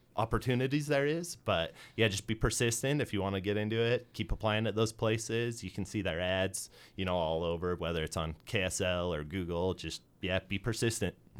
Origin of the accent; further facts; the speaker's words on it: Utah, United States; moved away as an adult; also born or lived in Colorado; I'm originally from Utah